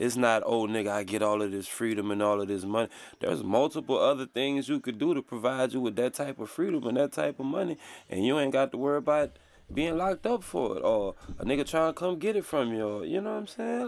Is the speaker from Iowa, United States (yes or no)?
no; Louisiana, United States; I'm from Louisiana